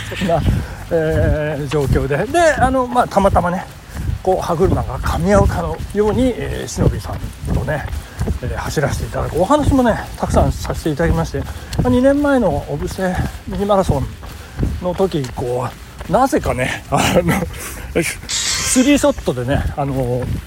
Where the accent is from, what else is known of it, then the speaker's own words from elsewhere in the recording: Nagano, Japan; 中学の長野市立東部中学校っていうんですけどそこの、えっ、ー、と、テニス部の同窓会